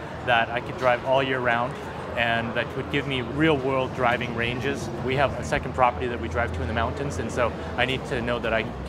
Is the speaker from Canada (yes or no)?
yes; Calgary, Alberta, Canada; I'm a Tesla Roadster owner. I'm born and raised in Calgary, Alberta.